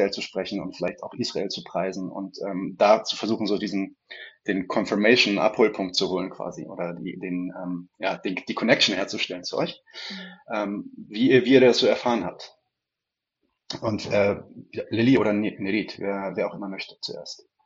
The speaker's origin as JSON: {"language": "German", "region": "Berlin", "country": "Germany", "tie": "born or raised there", "said": "Und ich bin gleichzeitig aber in Berlin aufgewachsen und dann auch irgendwie so, ja, würde ich sagen, fast unfreiwillig politisiert worden."}